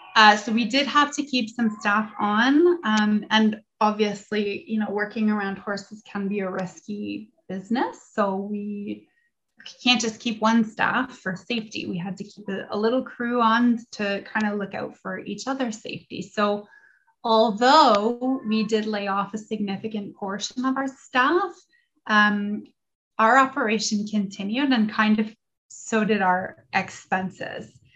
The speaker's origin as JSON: {"language": "English", "town": "London", "region": "Ontario", "country": "Canada", "tie": "born or raised there", "said": "I was born and raised in London myself"}